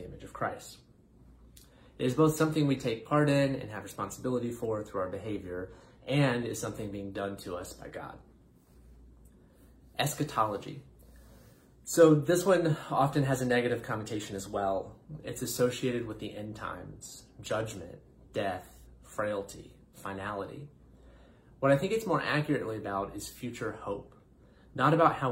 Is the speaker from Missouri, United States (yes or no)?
no; North Carolina, United States; moved away; from my home state of North Carolina